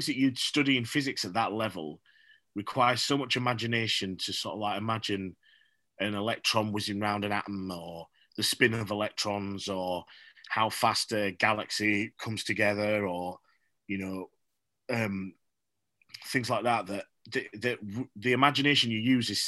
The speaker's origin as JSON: {"language": "English", "town": "Huddersfield", "region": "Yorkshire and the Humber", "country": "United Kingdom", "said": "I'm from Huddersfield"}